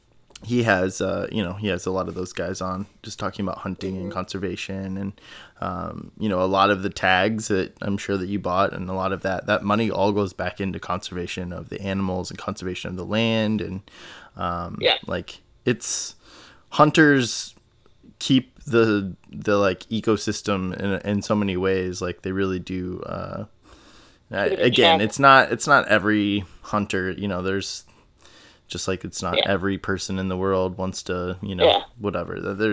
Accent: Midwest, United States; Like, I grew up in Midwest, you know, so like whitetail, and it's just kind of like a free for all

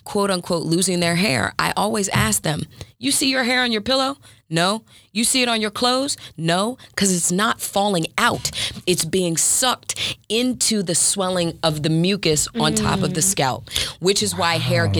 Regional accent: Maryland, United States; I'm from Maryland.

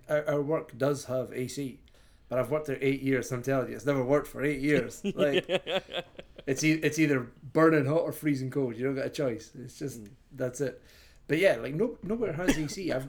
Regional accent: Scotland, United Kingdom; the beauty of being Scottish when I was growing up

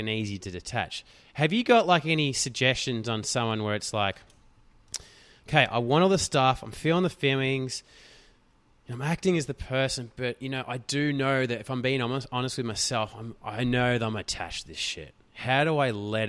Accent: Australia; We're from Australia

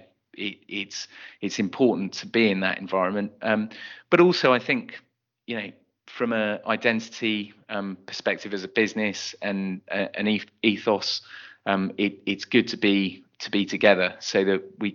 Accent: Bristol, South West England, United Kingdom; moved away as an adult; I'm from Bristol, I've been away from Bristol and I ended up coming back to it

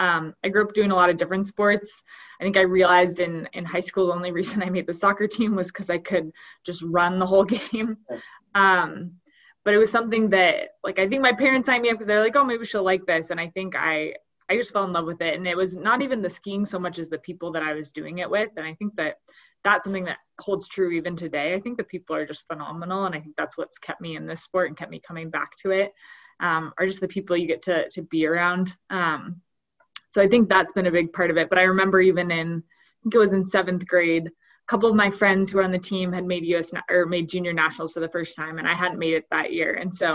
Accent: Bozeman, Montana, United States; also born or lived in Missoula, Montana; So I grew up in Bozeman, Montana. And I guess I was born in Missoula, Montana, which is about 3 hours from here, but moved to Bozeman when I was 10

